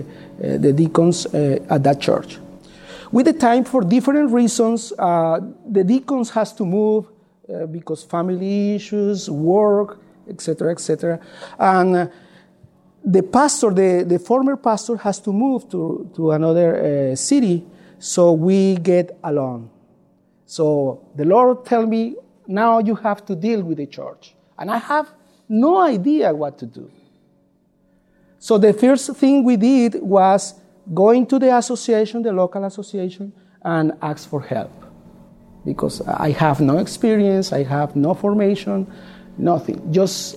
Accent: Colombia; English is a second language; moved away as an adult; now in United States; My wife is Ligia. We are from Colombia, South America, not Colombia, South Carolina

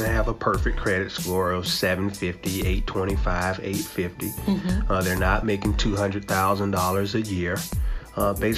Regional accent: Montgomery, Alabama, United States; moved away as an adult; now in Atlanta, United States; I'm originally from Montgomery, Alabama. Grew up in a single parent household

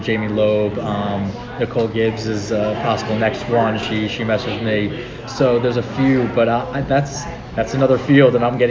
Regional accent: New York, United States; me being the New Yorker I am with a loud mouth

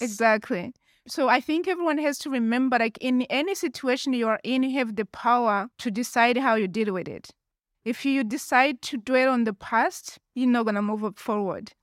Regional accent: Rwanda; also born or lived in Tucson, Arizona / United Kingdom; now in Zurich, Switzerland; I was born and raised in Rwanda, and I left Rwanda in nineteen ninety-four.

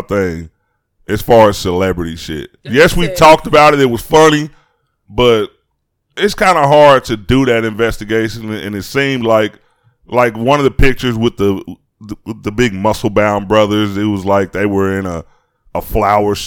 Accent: Chicago, Illinois, United States; I'm from Chicago. Beautiful place

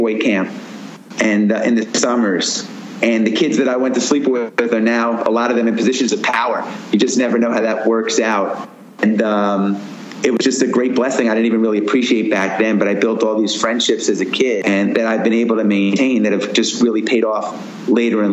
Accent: Roslyn, New York, United States; moved away as an adult; also born or lived in Washington, D.C.; I grew up in Roslyn, Long Island, youngest of four

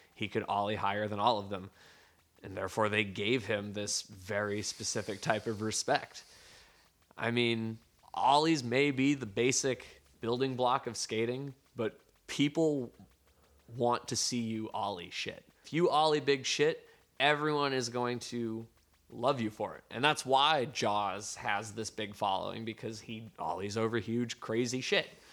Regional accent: Gardner, Massachusetts, United States; now in San Francisco, United States; where I grew up in Gardner, Massachusetts.

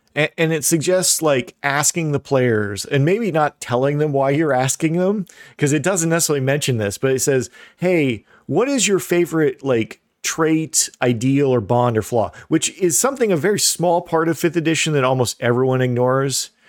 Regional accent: Midwest, United States; I'm from the Midwest

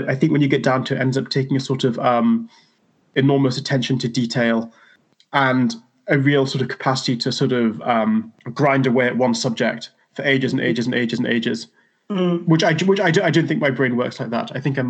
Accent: Newcastle upon Tyne, North East England, United Kingdom; I grew up in Newcastle

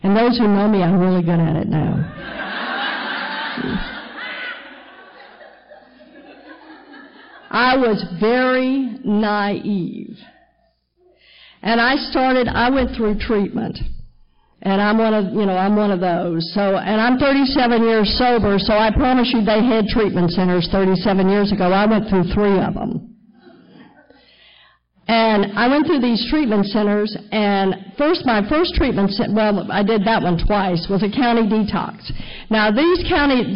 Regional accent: Texas, United States; moved away as an adult; I'm a Texas girl, born and raised in Texas, right where they took the Bible Belt and gave it an extra pull

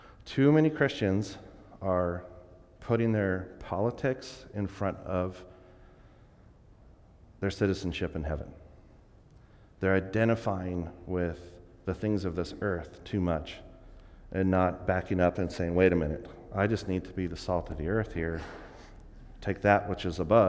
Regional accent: Vancouver, Washington, United States; I grew up in Vancouver, Washington, right near Portland, very urban.

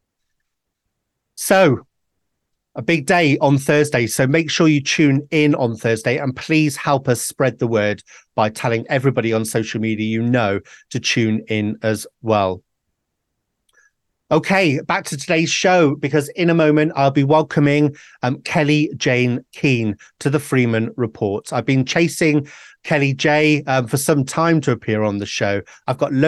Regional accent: Wales, United Kingdom; I'm a Welshman

